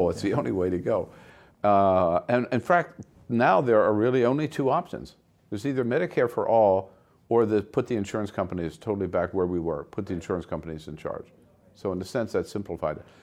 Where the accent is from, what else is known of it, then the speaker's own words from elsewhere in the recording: California, United States; One of the things that I'm really worried about as a Californian